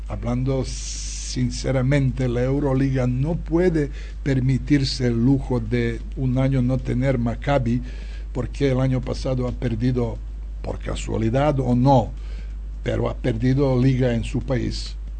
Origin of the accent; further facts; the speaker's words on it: Serbia; Spanish is a second language; now in Barcelona, Spain; la gente que viene de, mi tierra, no solo de, Serbia, sino de toda ex Yugoslavia